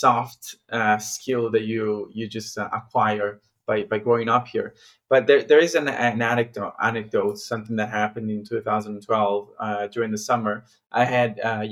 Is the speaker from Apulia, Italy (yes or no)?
no; Milan, Lombardy, Italy; I'm from Milan